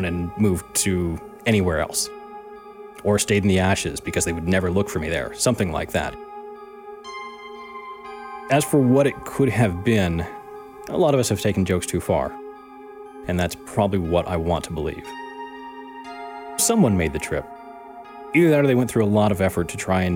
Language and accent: English; Arizona, United States; Arizona, my home state